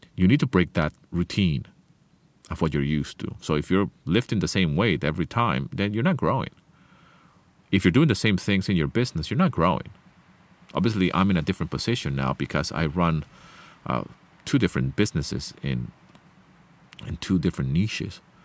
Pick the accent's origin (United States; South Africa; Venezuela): Venezuela; first language Spanish; English is a second language; moved away; I left the place where I grew up, Venezuela, many, many years ago